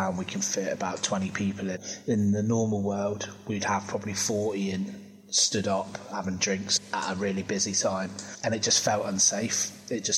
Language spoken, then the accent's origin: English; Plymouth, South West England, United Kingdom; moved away as an adult; also born or lived in Leeds; now in Plymouth, United Kingdom; I'm originally from Plymouth and then I moved away to Leeds in about 2010